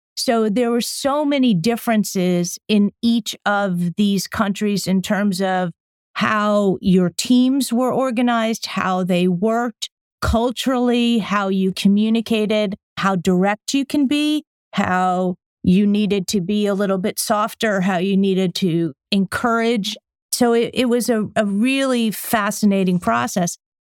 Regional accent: just outside of New Haven, Connecticut, United States; moved away as an adult; also born or lived in London; I grew up in Connecticut, just outside of New Haven, to an Italian American family.

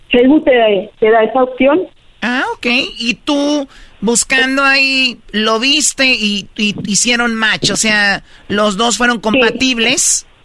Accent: Jalisco, Mexico; now in United States; Yo soy del estado de Jalisco y como ven estoy en la prisión aquí en California

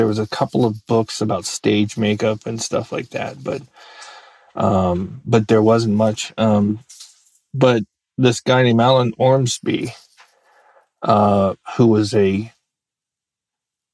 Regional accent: United States; also born or lived in Virginia; I grew up in Maryland and Virginia

